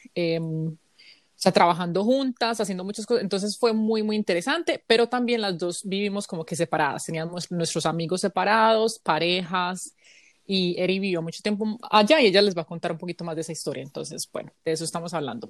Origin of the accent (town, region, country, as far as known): Colombia; moved away as an adult; now in United States